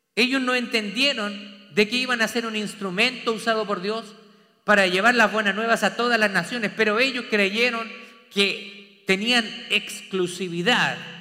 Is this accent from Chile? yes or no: yes; Chile; moved away as an adult; now in Texas, United States; yo soy de Chile